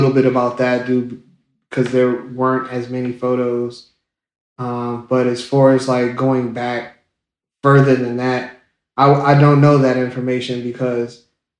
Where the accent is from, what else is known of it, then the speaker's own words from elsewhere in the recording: Savannah, Georgia, United States; also born or lived in Piney Woods, Mississippi; I was born in Savannah, Georgia, so I am a southern boy or a southern gentleman.